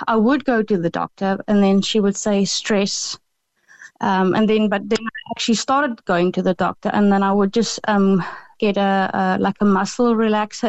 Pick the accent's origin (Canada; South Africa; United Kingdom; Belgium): South Africa; moved away; we call it the loop in South Africa